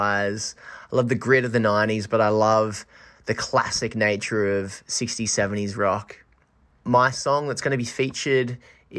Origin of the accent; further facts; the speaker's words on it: Newcastle, New South Wales, Australia; also born or lived in Sydney / Chicago / Lennox Head; now in Byron Bay, Australia; I grew up in Newcastle and I've lived in Sydney, lived in Chicago, but I live in Byron Bay now